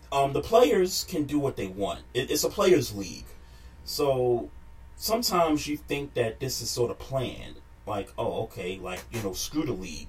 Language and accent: English; New York, United States; when I grew up in New York